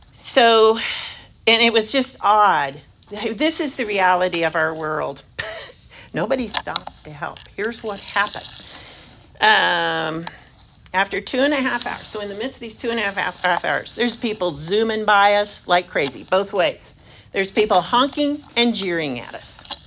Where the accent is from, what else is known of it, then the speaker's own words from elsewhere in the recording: United States; I'm such an American